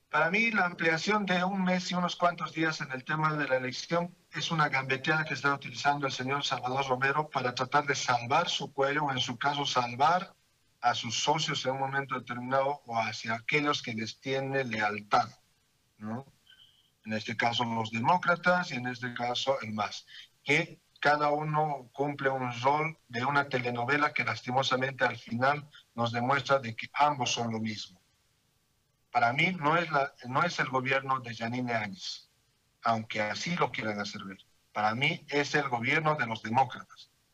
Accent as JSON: {"language": "Spanish", "country": "Bolivia", "said": "somos los bolivianos"}